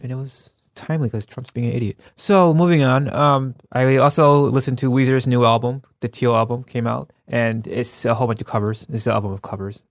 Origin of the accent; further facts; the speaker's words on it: United States; I'm American